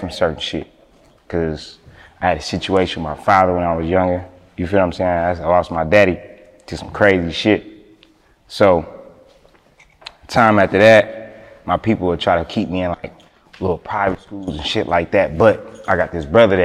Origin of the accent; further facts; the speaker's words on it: Kansas City, Kansas, United States; I'm from the Kansas side.